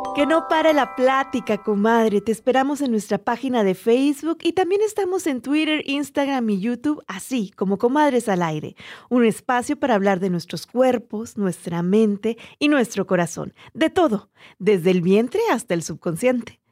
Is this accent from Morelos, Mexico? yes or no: no; Magdalena de Kino, Sonora, Mexico; moved away as an adult; also born or lived in Los Angeles, United States; now in Phoenix, United States; como soy de Magdalena, hasta una hora de Nogales y Nogales es frontera, mi vida siempre fue muy fronteriza